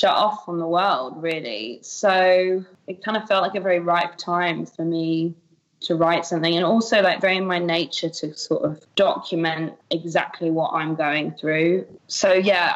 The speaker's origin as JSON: {"language": "English", "country": "United Kingdom", "said": "I'm a Brit"}